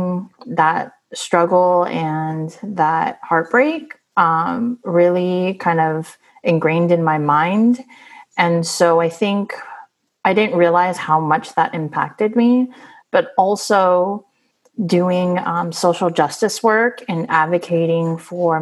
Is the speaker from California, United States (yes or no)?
yes; San Francisco, California, United States; I was born and raised in San Francisco